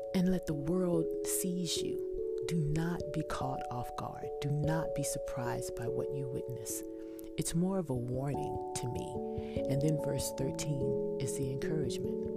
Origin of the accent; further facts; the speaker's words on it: Texas, United States; I'm from Texas, so I use y'all